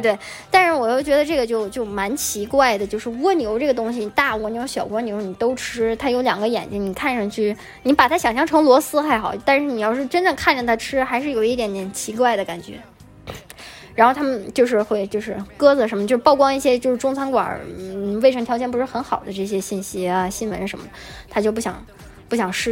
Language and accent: Chinese; China; moved away; 我我就觉得作为中国人的一个角度来想